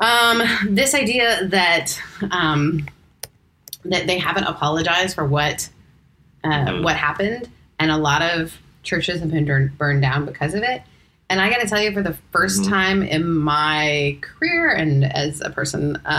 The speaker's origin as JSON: {"language": "English", "country": "Canada", "tie": "born or raised there", "said": "growing up in Canada, this beautiful country"}